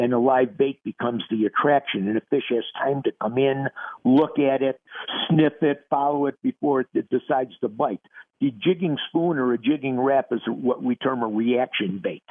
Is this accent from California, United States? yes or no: no; Minnesota, United States; my home state of Minnesota